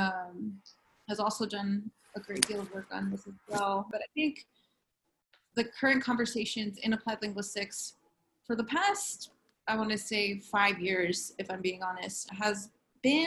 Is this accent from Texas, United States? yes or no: no; Los Angeles, California, United States; moved away as an adult; also born or lived in San Bernardino, California; now in State College, United States; I'm originally from Los Angeles, California, and I moved out here about 3 summers ago